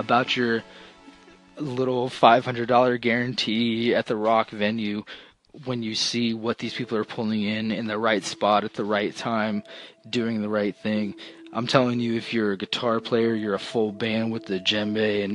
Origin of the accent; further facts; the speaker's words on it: Florida, United States; We're from Florida